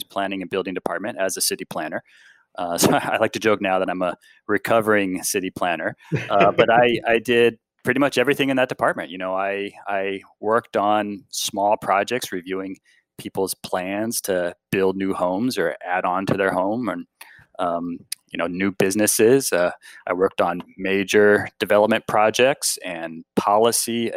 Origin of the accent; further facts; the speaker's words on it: Bay Area, California, United States; I was born and raised in the Bay Area